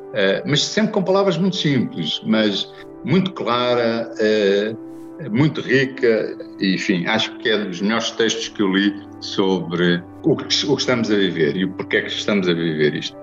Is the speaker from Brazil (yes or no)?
no; Portugal; Como católico, como português